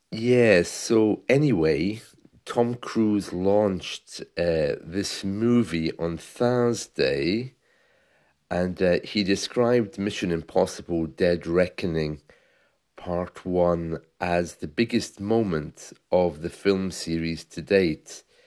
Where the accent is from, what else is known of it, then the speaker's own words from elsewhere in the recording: United Kingdom; as a British man, uh, when I was growing up in the seventies